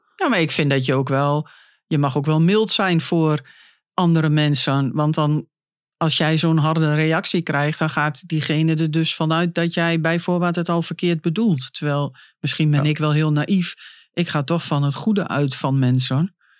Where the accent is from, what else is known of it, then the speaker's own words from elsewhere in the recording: Hengelo, Overijssel, Netherlands; moved away as an adult; also born or lived in Nijmegen; now in Den Bosch, Netherlands; ik ben natuurlijk van Hengelo naar Nijmegen gegaan. Heb daar vijf jaar gewoond en toen naar Brabant